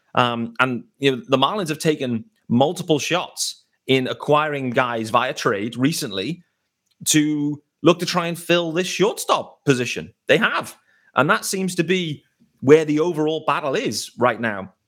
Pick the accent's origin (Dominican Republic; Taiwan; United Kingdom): United Kingdom; as a British baseball fan